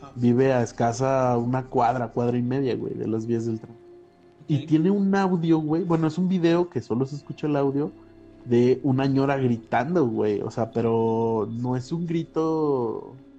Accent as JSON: {"language": "Spanish", "region": "San Luis Potosí", "country": "Mexico", "moved": "yes", "said": "yo no soy de aquí, o sea, yo soy de San Luis"}